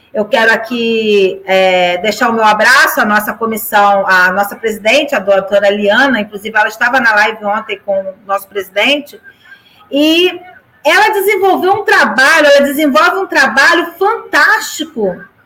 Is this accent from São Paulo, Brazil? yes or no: no; São Gonçalo, Rio de Janeiro, Brazil; eu sou alcantarense de raiz, nasci na Casa de Saúde Alcântara, trabalho há 28 anos, há 29 anos aqui no centro de Alcântara